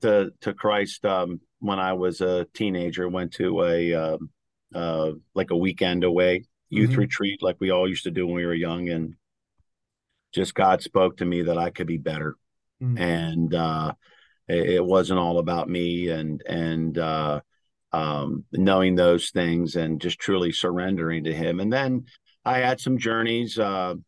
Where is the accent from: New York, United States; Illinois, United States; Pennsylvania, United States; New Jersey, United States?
Pennsylvania, United States; York; I was born in York, PA